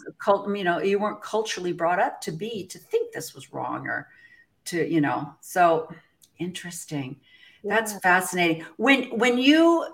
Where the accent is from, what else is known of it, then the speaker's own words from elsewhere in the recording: Midwest, United States; I came from the Midwest Methodist, like you, where we're raised